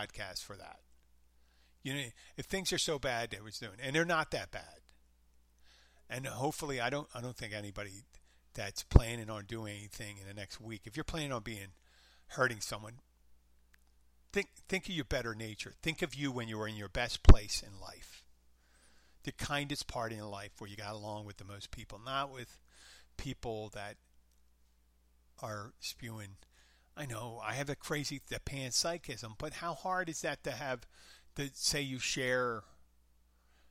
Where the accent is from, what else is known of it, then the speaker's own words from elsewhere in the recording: Abington, Pennsylvania, United States; now in Florida Keys, United States; Philadelphia, my hometown, Abington